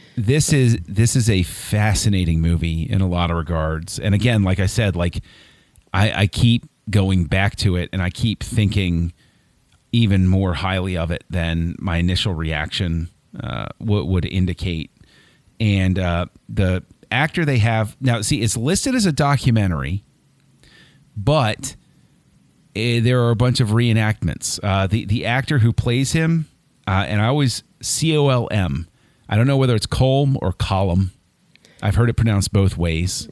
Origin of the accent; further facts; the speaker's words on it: Maryland, United States; I was born and raised in Maryland